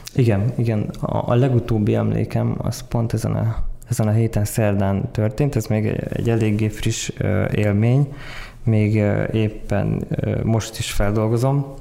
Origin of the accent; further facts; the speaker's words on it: Tokaj, Borsod-Abaúj-Zemplén, Hungary; moved away as an adult; also born or lived in Miskolc; now in Budapest, Hungary; 95-ben születtem Miskolcon, Tokajban nőttem fel